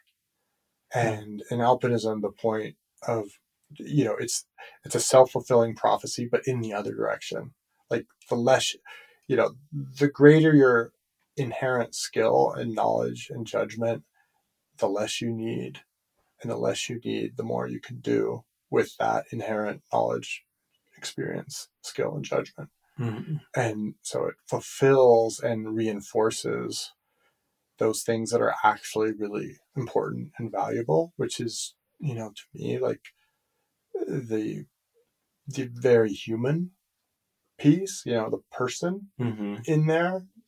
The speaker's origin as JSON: {"language": "English", "country": "United States", "said": "I'm speaking as an American"}